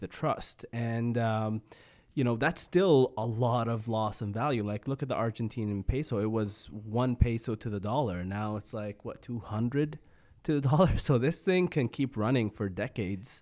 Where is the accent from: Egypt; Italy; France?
Egypt; now in Canada; I grew up in Egypt